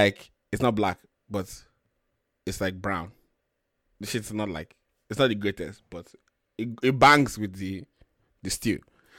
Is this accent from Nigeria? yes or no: yes; Nigeria; also born or lived in Sacramento, United States / London, United Kingdom; now in California, United States; I grew up in Nigeria.